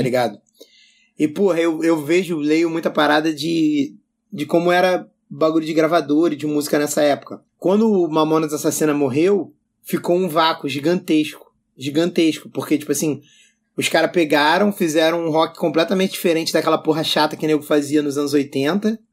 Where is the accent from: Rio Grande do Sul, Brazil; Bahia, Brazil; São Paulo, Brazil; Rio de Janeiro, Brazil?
Rio de Janeiro, Brazil; eu sou carioca